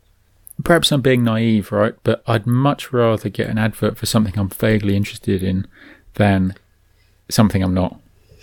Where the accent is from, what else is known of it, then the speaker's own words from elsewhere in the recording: New Zealand; Anyway, we're from New Zealand. We've mentioned that, I think.